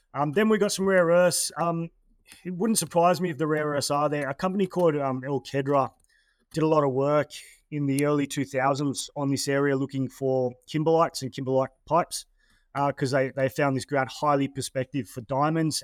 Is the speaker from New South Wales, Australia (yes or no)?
yes; Terrigal, New South Wales, Australia; I'm from Sydney, um, or Terrigal, which is just north of Sydney